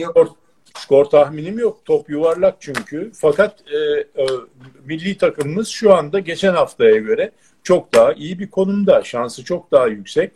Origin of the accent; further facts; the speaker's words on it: Turkey; biz yani Türk'üz